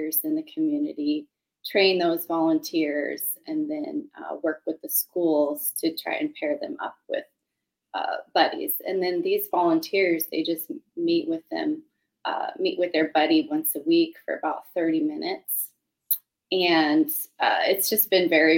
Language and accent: English; California, United States; now in Clark County, Washington, United States; I'm originally from California